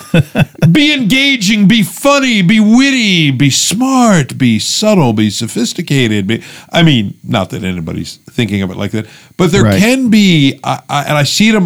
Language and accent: English; United States; American evangelical Christians